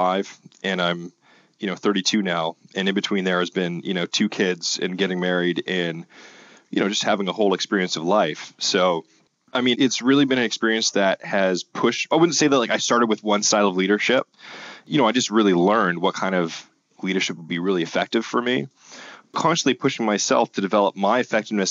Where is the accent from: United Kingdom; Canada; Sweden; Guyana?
Canada; because we're Canadian, right? North of the border